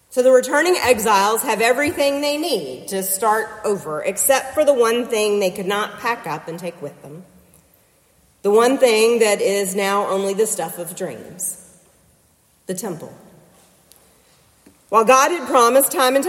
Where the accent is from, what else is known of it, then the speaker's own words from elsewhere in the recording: Nashville, Tennessee, United States; moved away as an adult; now in Concord, United States; When I drive around Nashville, my hometown now